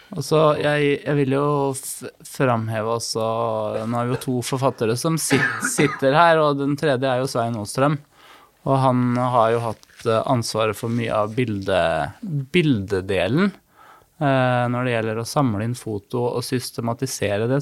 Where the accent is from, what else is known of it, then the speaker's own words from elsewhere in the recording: Fredrikstad, Østfold, Norway; jeg vokste opp på Hund i Borge